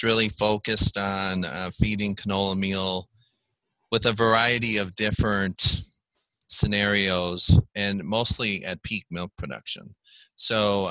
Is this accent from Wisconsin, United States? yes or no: yes; Wisconsin, United States; also born or lived in Maryland / South Dakota; I am originally from Wisconsin, grew up on a dairy farm here